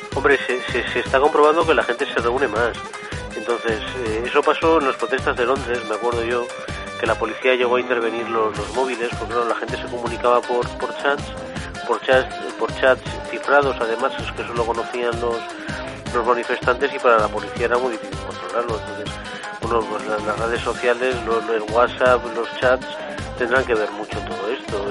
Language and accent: Spanish; Spain; como español, ¿no? Como ciudadano de este país